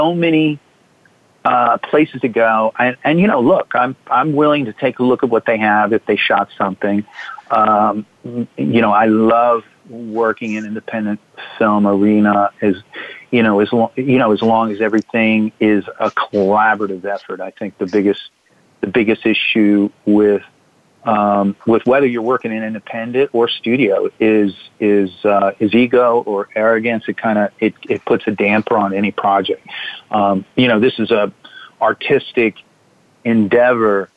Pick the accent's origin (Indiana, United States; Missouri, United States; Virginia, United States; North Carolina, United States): Virginia, United States; moved away as an adult; also born or lived in Arizona; I'm from Virginia